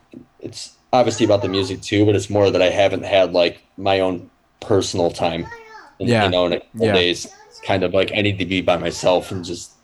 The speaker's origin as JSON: {"language": "English", "town": "Detroit", "region": "Michigan", "country": "United States", "said": "I say as a musician, I'm from Detroit just because it's easier. I mean, I'm right on the border of Detroit."}